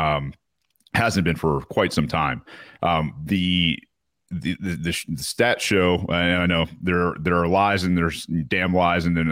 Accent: United States; being American

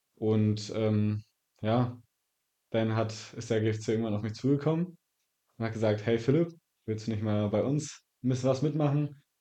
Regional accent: Zinnowitz, Mecklenburg-Vorpommern, Germany; also born or lived in Wolgast; ich bin in Wolgast geboren und ähm, wohne seitdem in Zinnowitz

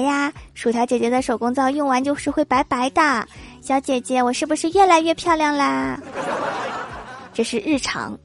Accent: Northeast China, China; accent: Northeastern (Dongbei); 用我们东北话是这么说的

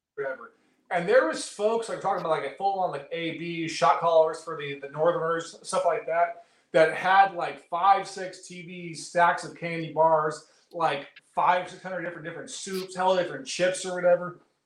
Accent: Oakland, California, United States; I grew up in Oakland.

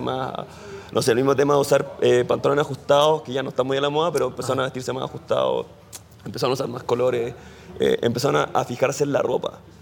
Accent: Chile; Soy chileno

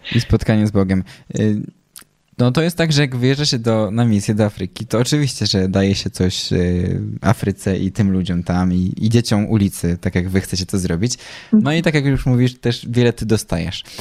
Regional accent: Poland; jesteśmy z Polski

